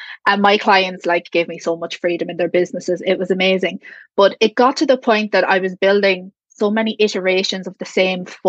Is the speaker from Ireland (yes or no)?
yes; Ireland; I'm from Ireland